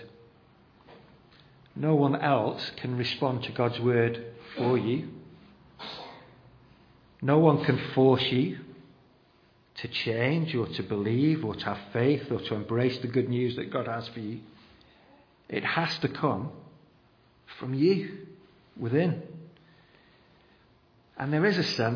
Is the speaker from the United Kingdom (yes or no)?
yes; United Kingdom; we're just very reserved as British people